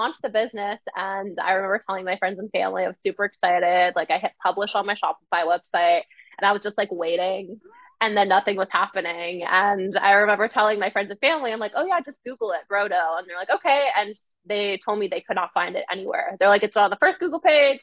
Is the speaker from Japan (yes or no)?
no; Canada; moved away as an adult; now in Ottawa, Canada; grew up in a very small town and there isn't really a whole lot of resources there to start a food business